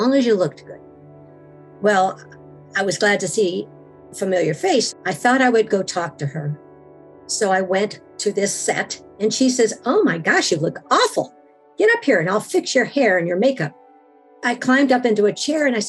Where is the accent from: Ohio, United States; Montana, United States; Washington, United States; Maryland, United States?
Washington, United States; I am from Washington and there's a lot of blackberries up here